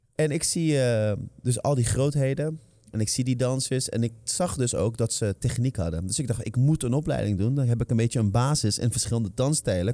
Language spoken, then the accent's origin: Dutch; Netherlands; born or raised there